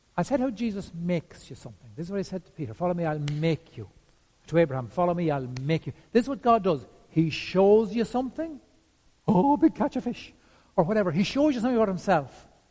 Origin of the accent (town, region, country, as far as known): Ireland